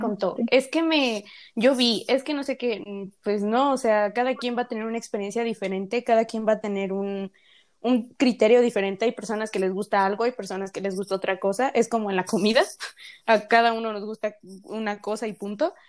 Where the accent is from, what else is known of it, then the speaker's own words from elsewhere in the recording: Mexico; accent: Mexican; nuestro país, que pues somos mexicanas por si no nos han escuchado el acento